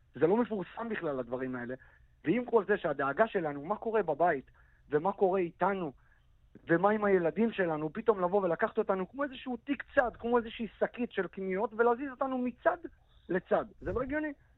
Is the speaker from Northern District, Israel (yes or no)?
yes; Kiryat Shmona, Northern District, Israel; הילדות שלי בקריית שמונה